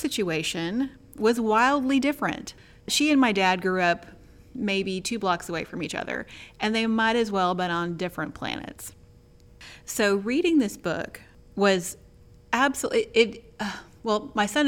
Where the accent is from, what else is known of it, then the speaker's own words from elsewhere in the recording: Dallas, Texas, United States; I grew up in Dallas.